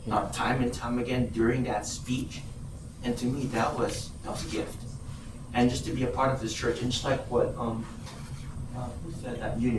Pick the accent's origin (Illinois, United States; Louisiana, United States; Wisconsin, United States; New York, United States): Wisconsin, United States; I am from Wisconsin, guys.